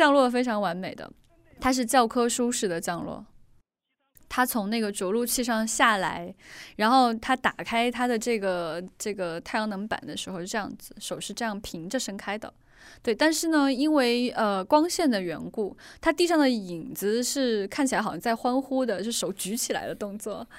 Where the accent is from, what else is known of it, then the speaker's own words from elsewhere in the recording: China; 其实我们中国人听说的大部分的这个航天项目都是极为成功的